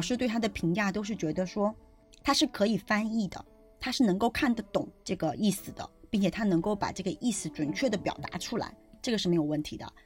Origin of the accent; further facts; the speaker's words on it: China; 我们中国人